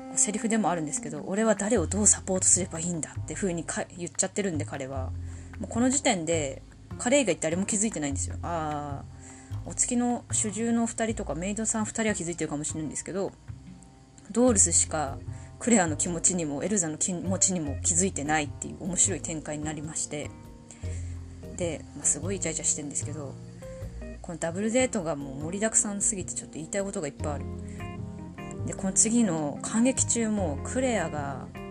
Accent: Tohoku, Japan; 生まれも育ちも東北人です口下手、鉛もありますので

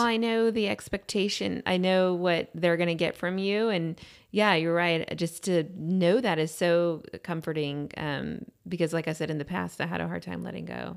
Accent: Austin, Texas, United States; also born or lived in Houston, Texas; we moved to Austin when I was in third grade. I lived in Lake Travis area. Then we came to Westlake, I think, in fi-, fourth or fifth grade

